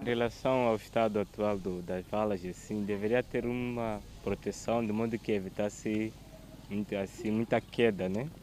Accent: Zimbabwe; lá no meu país Zimbábue

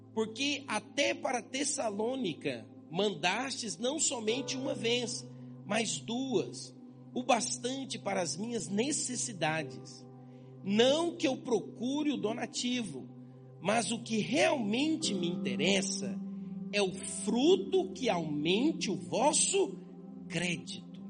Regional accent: Brazil; a gente é brasileiro

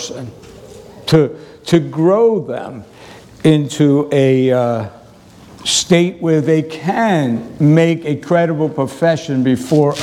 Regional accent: New York City, New York, United States; moved away; growing up in New York City

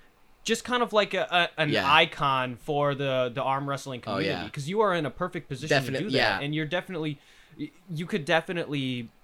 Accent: United States; We're American.

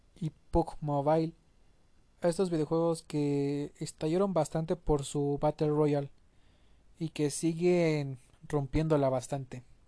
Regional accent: Mexico; como mexicano

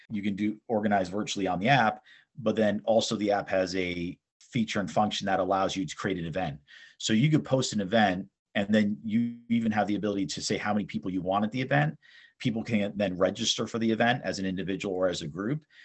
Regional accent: East Brunswick, New Jersey, United States; also born or lived in Southern California / Istanbul, Turkey; I was born and raised in New Jersey in East Brunswick

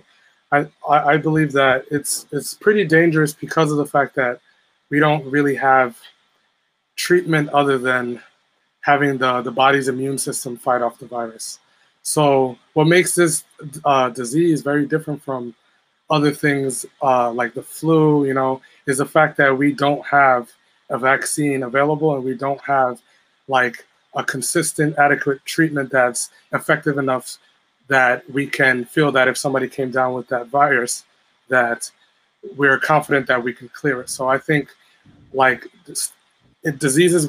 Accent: New York City, New York, United States; I'm from Queens, New York

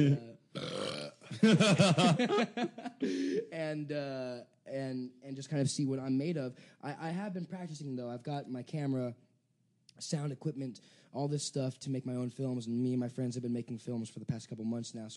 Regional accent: Santa Clarita, California, United States; I grew up here, yeah. Well, Santa Clarita, which is about 45 minutes north of L.A.

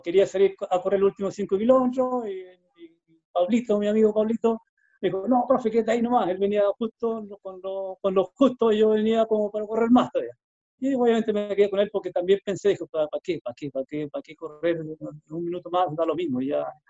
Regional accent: Chile; lo hice todo en Chile. ¿ya? Lo hice en mi país.

